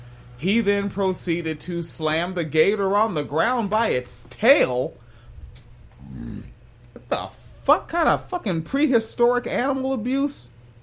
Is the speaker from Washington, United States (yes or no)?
yes; Washington, United States; when I was just a child growing up in Washington State